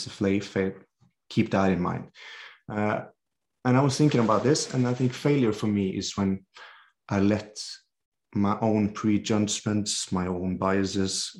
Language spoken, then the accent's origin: English; Norway; I'm a physiotherapist from Norway